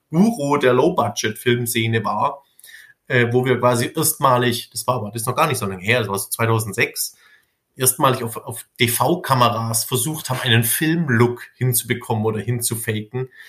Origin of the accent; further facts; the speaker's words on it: Ludwigsburg, Baden-Württemberg, Germany; ich komme aus Ludwigsburg.